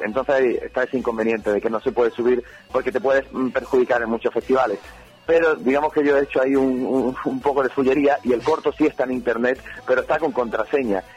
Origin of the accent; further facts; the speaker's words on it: Algeciras, Andalusia, Spain; soy de Algeciras, de, de ciudad de Algeciras